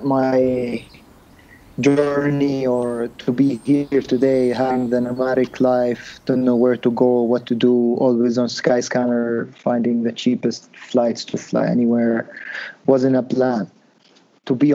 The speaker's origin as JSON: {"language": "English", "country": "Jordan", "also_born_or_lived": "United States", "moved": "as an adult", "said": "I'm from the Middle East, so not a lot of people know about my country"}